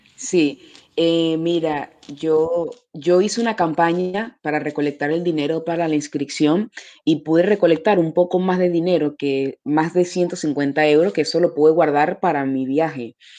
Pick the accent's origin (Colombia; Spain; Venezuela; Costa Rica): Venezuela; moved away as an adult; now in Paris, France; nosotros en, Venezuela